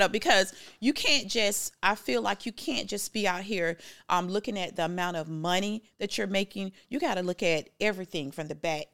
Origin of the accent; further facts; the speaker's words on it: Jacksonville, Florida, United States; moved away; I'm from Jacksonville, Florida